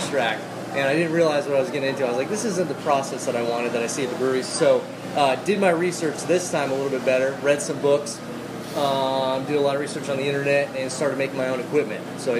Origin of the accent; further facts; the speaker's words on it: Las Vegas, Nevada, United States; born there; now in Florida, United States; I was born in Vegas and I've been bouncing around since then.